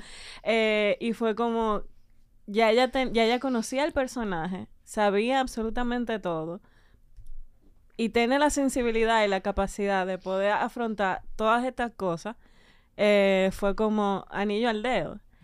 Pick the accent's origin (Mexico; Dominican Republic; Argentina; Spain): Dominican Republic; uno como dominicano de clase media